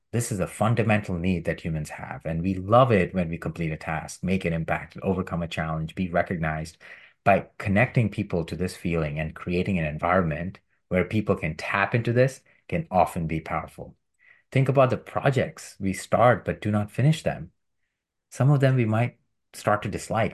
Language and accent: English; India; When I was a child growing up in India